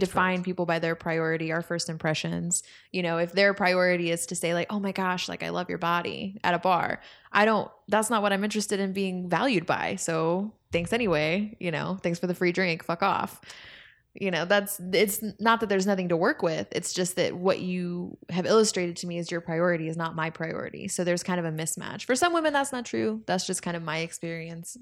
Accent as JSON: {"language": "English", "town": "Spring", "region": "Texas", "country": "United States", "tie": "born or raised there", "said": "growing up in Spring, Texas"}